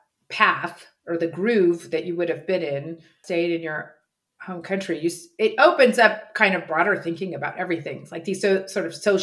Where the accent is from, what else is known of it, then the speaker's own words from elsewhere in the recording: United States; moved away as an adult; now in Munich, Germany; I guess I'm still American